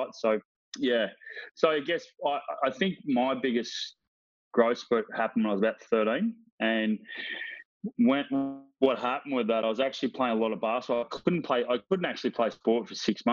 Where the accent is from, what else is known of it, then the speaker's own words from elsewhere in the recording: Frankston, Victoria, Australia; also born or lived in Moorabbin, Melbourne / Oakleigh, Melbourne; we ventured on down to Frankston, of all places. So the boys were born in Frankston Hospital. I got two siblings, brother Timmy and younger brother Ricky. So we ventured on down there, and that's where we grew up